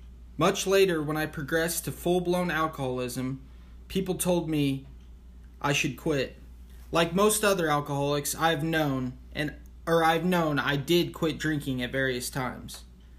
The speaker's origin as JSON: {"language": "English", "region": "Kansas", "country": "United States", "tie": "born or raised there", "said": "I was raised in Kansas, the only child of loving parents who just drank socially. We moved frequently. In fact, I changed schools every year until high school."}